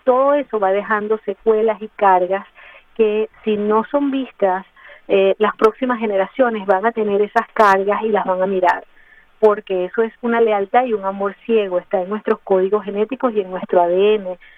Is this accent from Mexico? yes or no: no; Mérida, Venezuela; also born or lived in Ciudad Bolívar, Venezuela; now in Miami, United States; soy de Mérida, Venezuela, pero eh, viví 25 años en Ciudad Bolívar, eh, al, sur de Venezuela